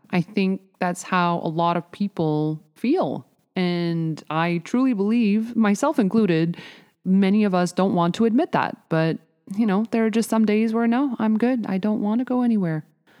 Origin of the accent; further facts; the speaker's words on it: Montreal, Quebec, Canada; we're both from Montreal